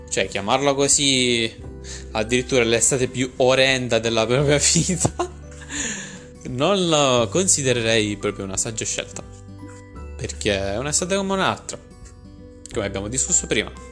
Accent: Pesaro, Marche, Italy; Di Pesaro? Anch'io sono di Pesaro.

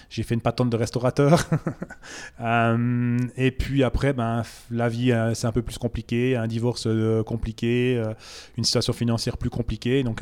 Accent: Bourgogne-Franche-Comté, France; C'est une région que je ne connaissais pas parce que j'ai oublié de dire, je viens du Jura à la base.

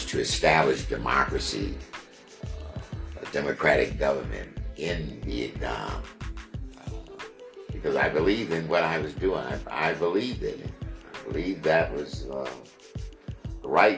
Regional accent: United States; growing up in America, you have to live with as a black man in America

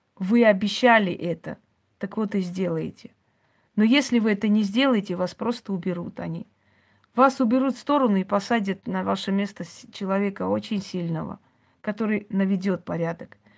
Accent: Georgia; now in Moscow, Russia; Я лично родилась в Грузии

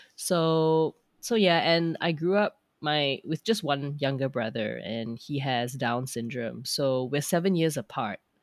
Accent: Petaling Jaya, Selangor, Malaysia; moved away as an adult; also born or lived in Australia; now in Frankfurt area, Germany; I am actually from Petalinjaya.

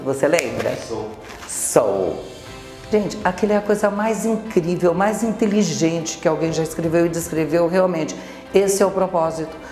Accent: Osvaldo Cruz, São Paulo, Brazil; moved away; A minha história começou aqui realmente em Sol do Cruz, pois eu nasci aqui. E a minha criação foi de uma família muito simples, muito normal, comum de uma cidade do interior

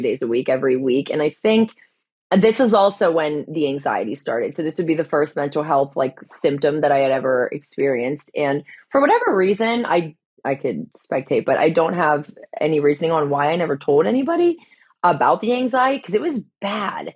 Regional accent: Pittsburgh, Pennsylvania, United States; also born or lived in California; So I ran home to Pittsburgh

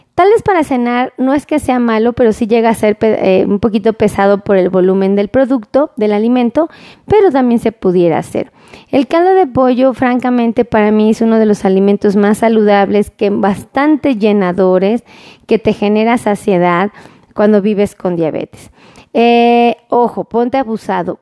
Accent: Mexico; como los mexicanos acostumbramos a hacer

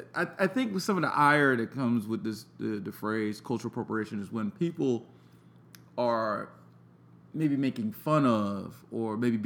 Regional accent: New York, United States; now in Atlanta, United States; I'm from New York.

